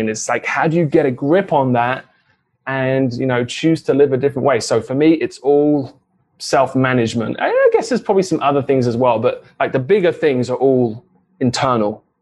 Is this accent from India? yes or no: no; England, United Kingdom; moved away as an adult; now in United States; I was born and raised in England, but moved to the US to get married.